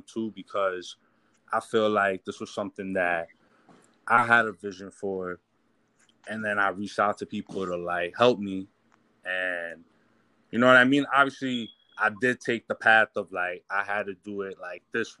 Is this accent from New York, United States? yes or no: yes; Haverstraw, New York, United States; I grew up in Havistro